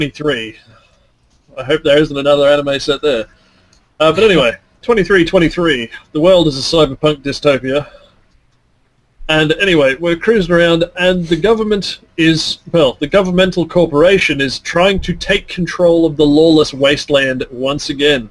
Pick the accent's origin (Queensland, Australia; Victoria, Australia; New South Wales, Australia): Queensland, Australia; I'm Australian. I'm from Queensland